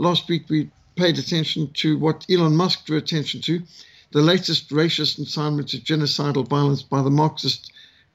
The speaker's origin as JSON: {"language": "English", "country": "Zimbabwe", "tie": "born or raised there", "moved": "yes", "lives_now": "South Africa", "said": "I was brought up in Rhodesia"}